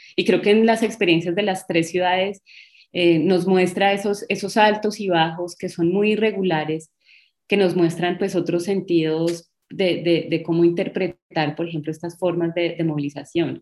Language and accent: Spanish; Bogotá, Colombia; now in Cali, Colombia; yo soy eh, de Bogotá, hace mucho tiempo me vine para Cali